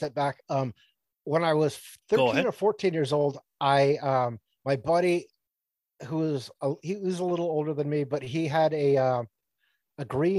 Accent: Sunnyvale, California, United States; also born or lived in Massachusetts; so I grew up in Massachusetts like in my adolescence, but then my teenage years I grew up in California, in Sunnyvale, California.

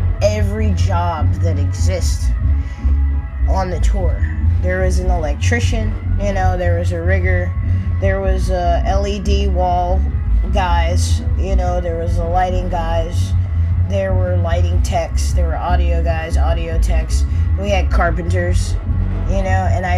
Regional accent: United States; also born or lived in New Orleans; I am an American

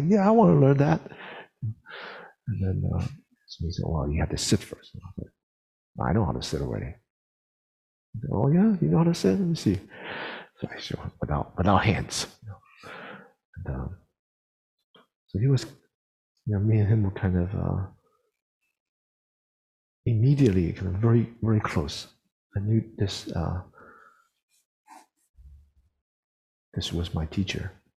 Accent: United States; growing up in the United States

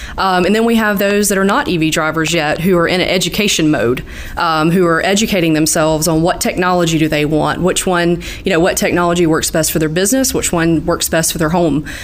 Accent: Southeast Georgia, United States; So I'm from the Southeast Georgia area. Um, so I was able to stay close to home when I went to college

